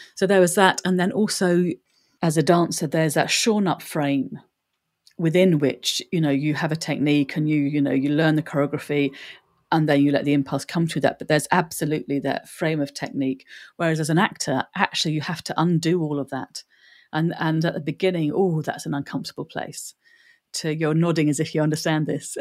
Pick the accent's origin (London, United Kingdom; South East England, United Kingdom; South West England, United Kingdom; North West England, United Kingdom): London, United Kingdom; Bromley; also born or lived in Ireland; They settled in Bromley. So I was born in Bromley